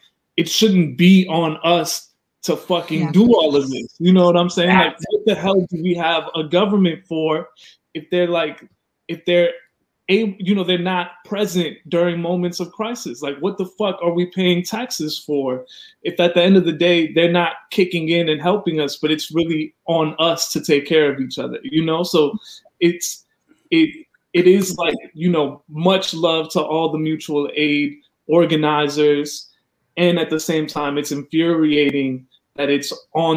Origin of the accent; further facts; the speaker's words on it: Chicago, Illinois, United States; moved away; also born or lived in New York / New Jersey; I grew up in Chicago